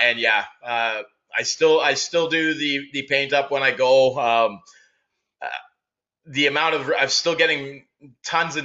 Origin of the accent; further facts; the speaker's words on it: Sudbury, Ontario, Canada; now in Barrie, Canada; when I was a kid growing up in Sudbury, Ontario